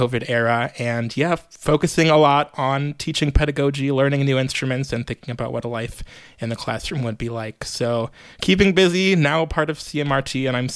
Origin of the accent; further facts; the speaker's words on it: Chicago, Illinois, United States; moved away as an adult; also born or lived in New York; I am a native Chicagoan, born and raised in Rogers Park.